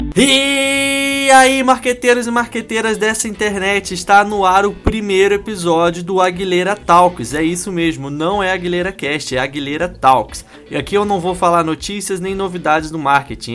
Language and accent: Portuguese; Curitiba, Paraná, Brazil; eu sou de Curitiba